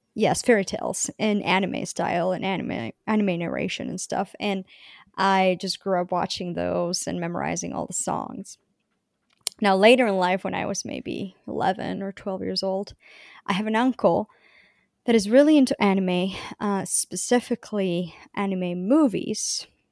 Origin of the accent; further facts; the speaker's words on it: Bogotá, Bogotá Capital District, Colombia; moved away; I was born and I grew up in Colombia, the city of Bogota, Colombia